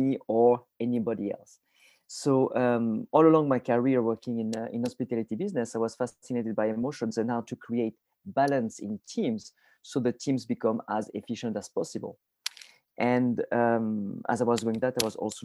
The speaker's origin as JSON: {"language": "English", "region": "a tiny village in the south of France", "country": "France", "tie": "born or raised there", "moved": "yes", "said": "I am originally from France. I was born in a tiny village in the south of France, about 3 hours north of Barcelona."}